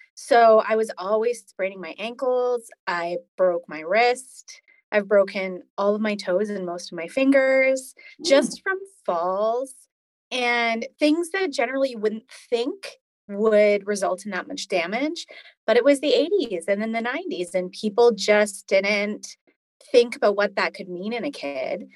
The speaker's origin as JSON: {"language": "English", "town": "Edmonton", "region": "Alberta", "country": "Canada", "tie": "born or raised there", "moved": "yes", "said": "I was born in Edmonton, Alberta, um, which is one of the prairie provinces in Canada in the 80s"}